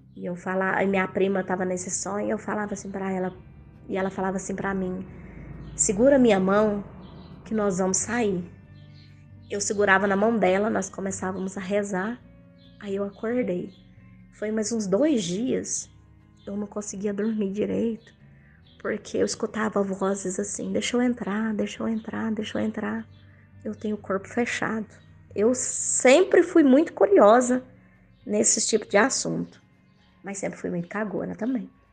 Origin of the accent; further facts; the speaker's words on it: Itumbiara, Goiás, Brazil; a minha cidade natal, que eu morava, é 130 quilômetros de Uberlândia. E isso, eu morava, morava em, eu sou de Goiás e morava nessa cidade em Goiás, mais precisamente em Tumbiara, Goiás